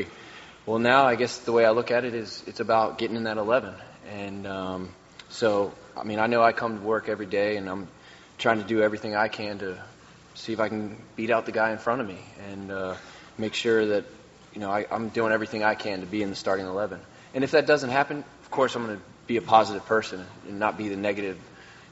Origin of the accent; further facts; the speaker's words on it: Maryland, United States; growing up in Maryland